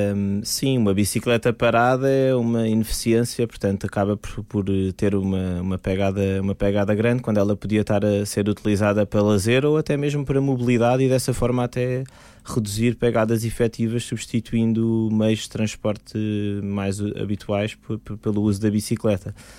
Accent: Lisbon, Portugal; Eu sou de Lisboa

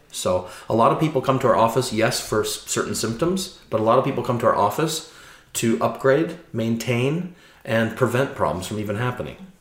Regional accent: Chicago, Illinois, United States; moved away as an adult; now in Norway; I'm from Chicago. It's five million people. You know, it's it's very diverse. You know, I grew up in the diversity. I grew up going to the Art Institute of Chicago as a child

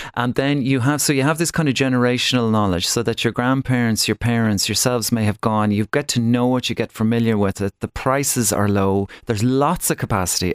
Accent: Ireland

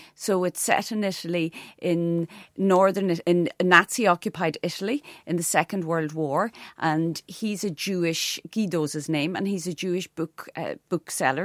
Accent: Donegal, Ulster, Ireland; also born or lived in Ardara; a young teenager growing up in Donegal

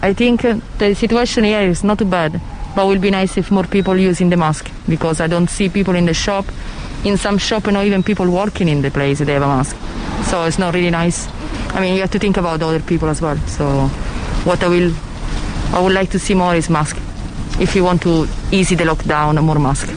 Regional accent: Italy; English is a second language; now in Ireland; I'm from Italy, so I have other experience at home

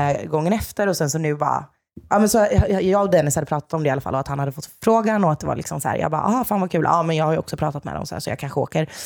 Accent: Jönköping, Jönköping County, Sweden; moved away as an adult; now in Stockholm, Sweden; född och uppvuxen i Jönköping

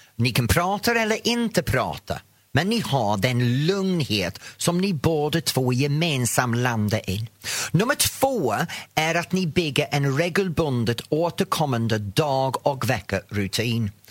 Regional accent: the north of England, United Kingdom; Swedish is a second language; now in Sweden; Jag kommer från norra England.

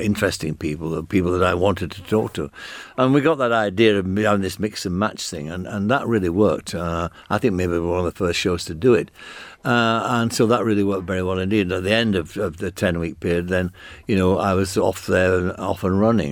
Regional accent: United Kingdom; accent: northern (Granada Land accent); you had to have an accent like mine to get a job there. I couldn't have got a job at the B B C as a doorman. with my accent

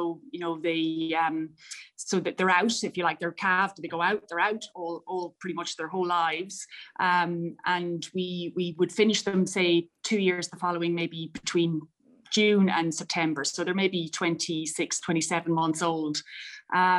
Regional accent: County Mayo, Connacht, Ireland; I grew up in County Mayo, but very much surrounded by farms

